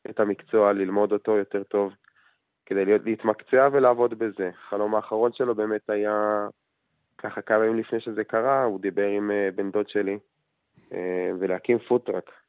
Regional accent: Kiryat Arba, West Bank, Palestine; במקום שאנחנו גדלנו בו ובאים ממנו, ההורים גרים בקריית ארבע.

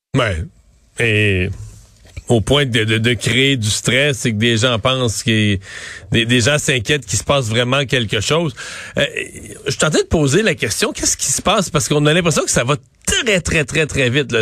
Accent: Cacouna, Quebec, Canada; je suis né à Kakuna, mais qui est Saint-Georges de Kakuna

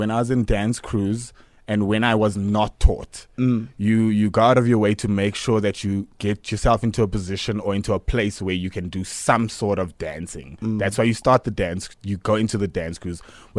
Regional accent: Cape Town, Western Cape, South Africa; born there; now in Johannesburg, South Africa; I was born in Cape Town.

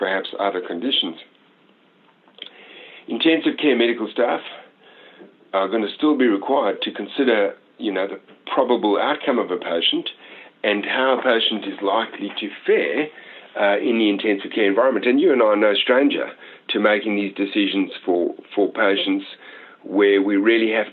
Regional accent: Australia; we as an Australian community

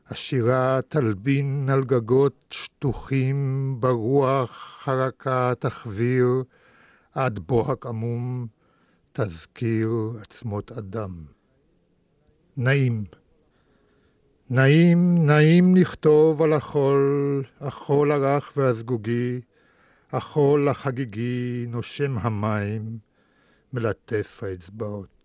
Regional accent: Israel; first language Russian; Hebrew is a second language; also born or lived in Moscow, Russia / Germany; אני הגעתי לארץ בגיל שמונה.

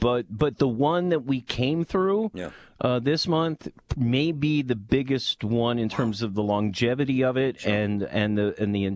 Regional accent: Lancaster, Pennsylvania, United States; I grew up in Lancaster, Pennsylvania

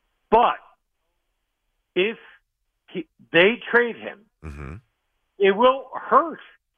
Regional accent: Boca Raton, Florida, United States; I grew up in Boca Raton, Florida

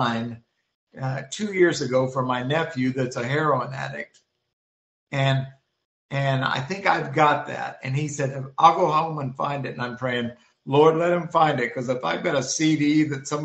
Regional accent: Missouri, United States; moved away as an adult; also born or lived in Florida; now in Manitoba, Canada; we moved from Missouri, where I'm originally from, to Florida

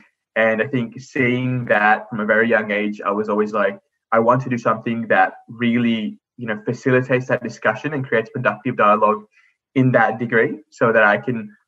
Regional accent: Australia; as a young person of colour growing up in Australia

